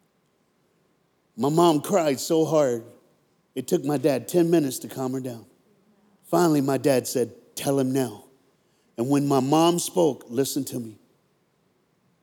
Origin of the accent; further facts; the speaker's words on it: United States; from America.